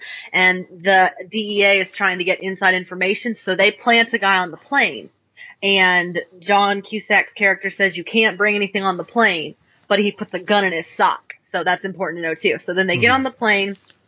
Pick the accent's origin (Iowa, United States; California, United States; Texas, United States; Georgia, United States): Georgia, United States; Yes, you know, we're from Georgia, so that's pretty close to Alabama. And I know I don't sound like it.